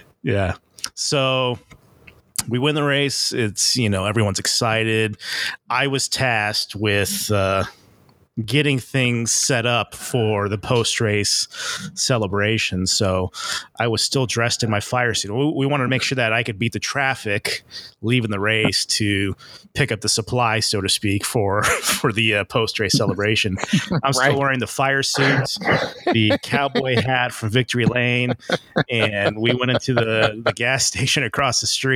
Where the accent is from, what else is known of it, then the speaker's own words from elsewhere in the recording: Las Vegas, Nevada, United States; moved away; Born and raised in Las Vegas, and I'm in Nazareth, Pennsylvania for my 21st birthday